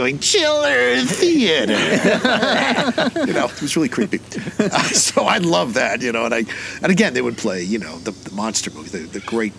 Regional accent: New York City, New York, United States; I grew up in the New York City area.

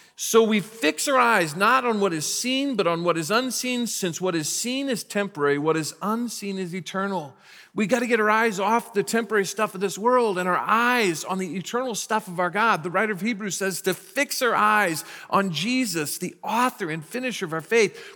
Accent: United States; I'm a very proud American, I'm glad I was born in this country

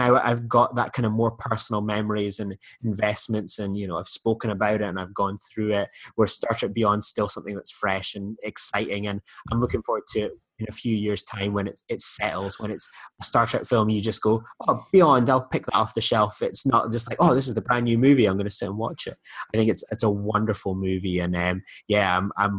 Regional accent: United Kingdom; I'm British

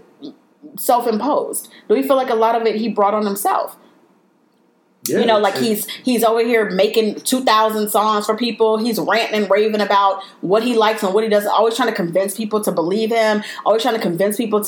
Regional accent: Chicago, Illinois, United States; I was born and raised in Chicago

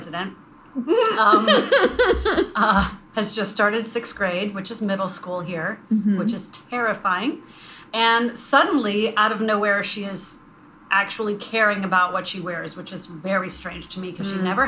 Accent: Northern Virginia, United States; I'm from Northern Virginia

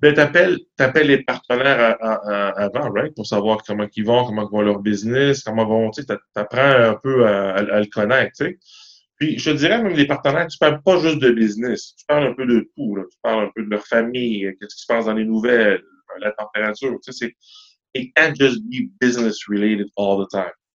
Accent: Montreal, Quebec, Canada; Moi, j'ai grandi à Ville d'Anjou, dans l'est de la ville

